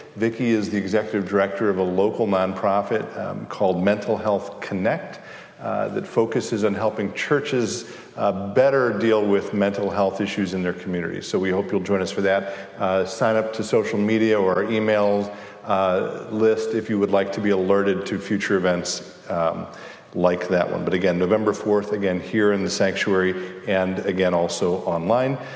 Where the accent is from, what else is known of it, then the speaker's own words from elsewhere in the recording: Chicago, Illinois, United States; I'm from Chicago.